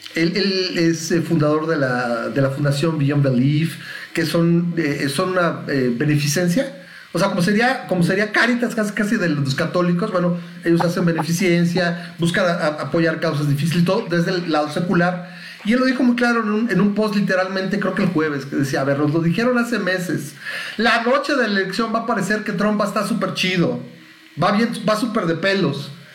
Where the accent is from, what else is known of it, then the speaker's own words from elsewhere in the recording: Mexico; soy mexicano